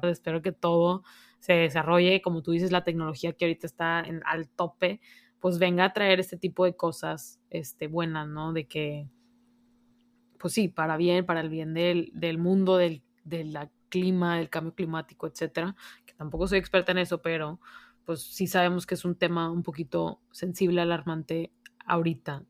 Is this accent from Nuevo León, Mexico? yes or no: yes; Monterrey, Nuevo León, Mexico; tú y yo que somos aquí de Monterrey